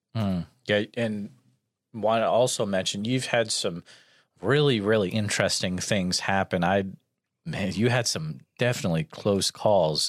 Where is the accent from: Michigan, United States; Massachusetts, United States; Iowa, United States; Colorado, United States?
Massachusetts, United States; Western; I grew up in Western Mass